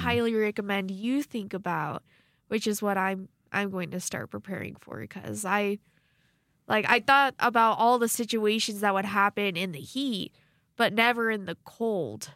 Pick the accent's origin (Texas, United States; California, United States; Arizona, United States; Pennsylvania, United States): Arizona, United States; now in Rexburg, United States; being from Arizona